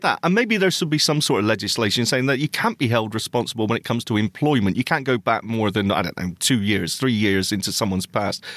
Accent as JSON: {"language": "English", "town": "Bristol", "region": "South West England", "country": "United Kingdom", "tie": "born or raised there", "said": "Bristol Braille, which is my hometown, by the way, my place of birth"}